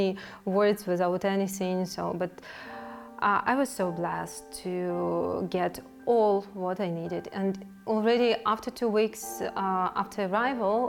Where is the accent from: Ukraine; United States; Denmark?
Ukraine; Kyiv; moved away as an adult; now in Slovakia; I'm from Ukraine. I lived in Kyiv before arriving in Slovakia